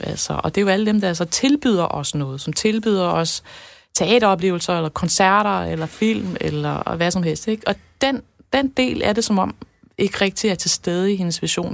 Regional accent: Denmark

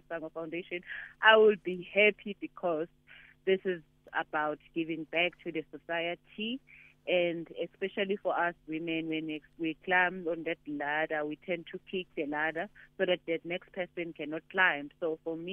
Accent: KwaZulu-Natal, South Africa; I'm originally from Kwanongoma in Kwazulu-Natal, and Kwanongoma is known as one of the deepest, you know, rural areas.

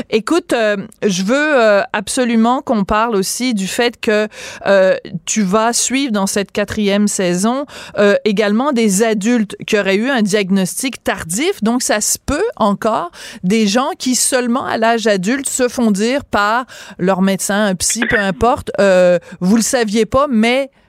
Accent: Montreal, Quebec, Canada; C'est fou que ce, soit, que ce soit chez nous à Montréal.

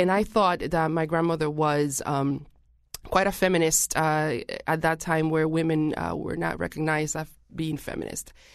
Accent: Puerto Rico; now in Hartford, United States; I am originally from Puerto Rico

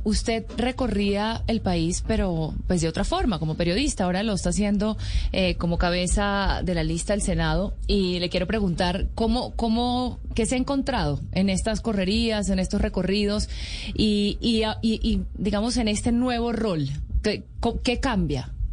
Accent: Cauca, Colombia; Yo soy del departamento del Cauca

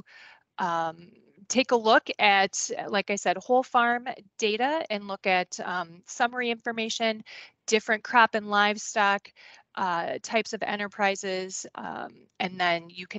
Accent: Goodhue, Minnesota, United States; I grew up on a dairy farm and a crop farm, I guess, in Goodhue, Minnesota

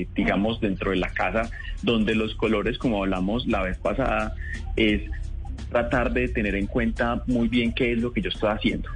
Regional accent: Colombia; nosotros como colombianos

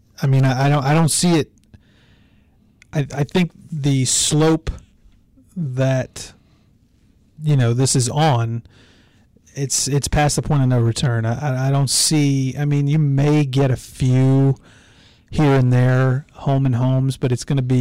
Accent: Monroe, Louisiana, United States; I was born in Monroe, Louisiana

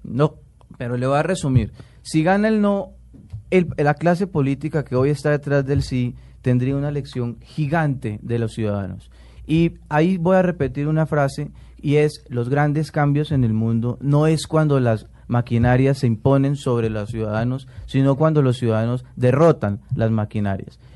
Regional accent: Colombia; como colombiano

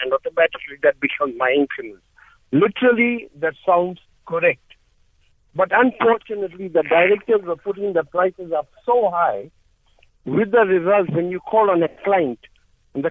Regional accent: Durban, KwaZulu-Natal, South Africa; I am actually from Durban, and I'm a senior citizen.

